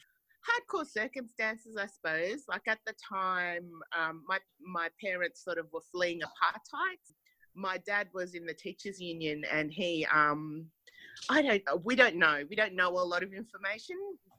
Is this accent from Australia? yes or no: yes; Australia; also born or lived in South Africa; growing up in Australia, like that has been such a, you know, such a distinct part of this world, you know. So like I was born in South Africa and came here when I was very young as a refugee.